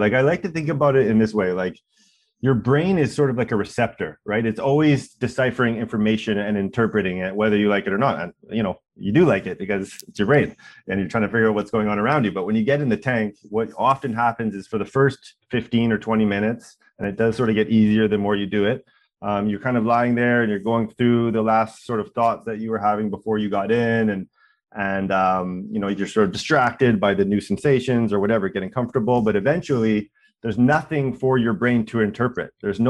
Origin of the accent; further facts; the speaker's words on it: Vancouver, British Columbia, Canada; now in Toronto, Canada; We came here from Vancouver to do it. That was sort of part of our origin story.